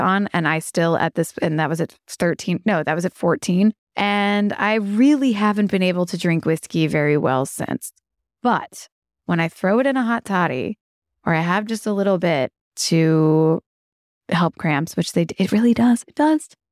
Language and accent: English; Kentucky, United States; growing up in Kentucky